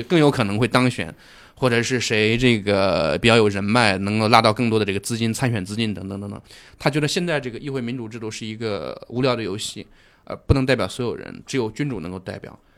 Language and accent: Chinese; China; 当然我们中国人去跟他们见面会有一种非常违和、非常奇怪的感觉